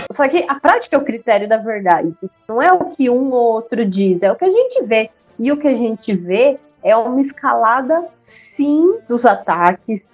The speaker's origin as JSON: {"language": "Portuguese", "country": "Brazil"}